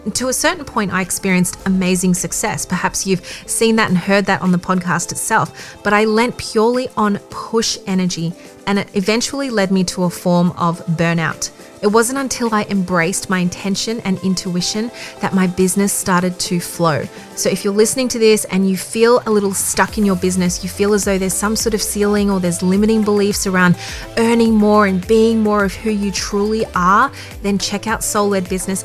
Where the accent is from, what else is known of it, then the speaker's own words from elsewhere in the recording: Melbourne, Victoria, Australia; moved away as an adult; I was back in my hometown in Melbourne